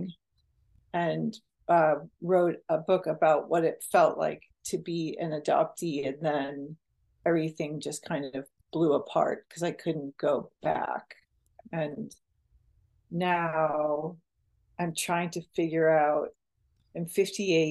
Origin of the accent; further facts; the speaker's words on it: Westwood, Massachusetts, United States; now in Santa Cruz, United States; I came to my hometown, Westwood, Massachusetts, to help my high school gym teacher